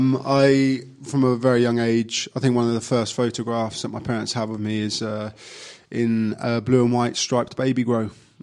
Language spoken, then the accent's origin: English; Milton Keynes, South East England, United Kingdom; moved away as an adult; also born or lived in Acton, London; I grew up in Milton Keynes. My dad moved there when his factory, he was working for Mercedes-Benz in Hayes, and his warehouse moved to Milton Keynes like so many did. And I was born there